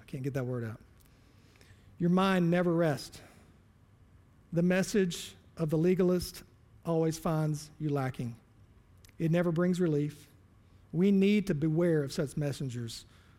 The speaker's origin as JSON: {"language": "English", "region": "the Bible Belt", "country": "United States", "said": "I was born and raised in church. I'm from the Bible Belt."}